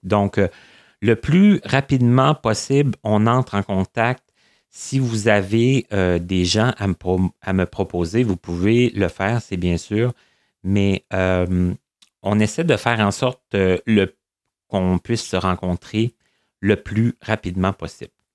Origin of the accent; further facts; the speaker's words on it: Abitibi, Quebec, Canada; moved away; je viens de l'Abitibi